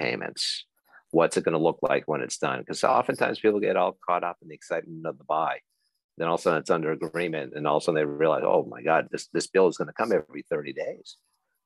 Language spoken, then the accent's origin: English; Belmont, Massachusetts, United States; also born or lived in Vermont; I'm a Belmont guy. I grew up in Belmont, went off to college up in Vermont, and then kind of returned to this area.